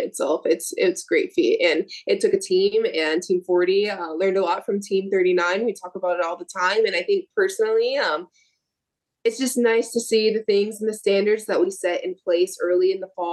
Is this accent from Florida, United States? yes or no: yes; Sneads, Florida, United States; my hometown. I'm only 45 minutes west from Tallahassee